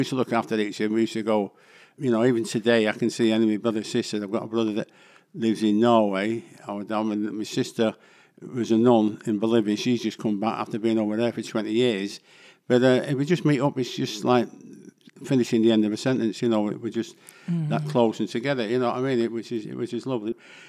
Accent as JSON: {"language": "English", "town": "Ancoats", "region": "North West England", "country": "United Kingdom", "tie": "born or raised there", "said": "I mean, I used to go down Shude Hill and, you know, you could buy pigeons there"}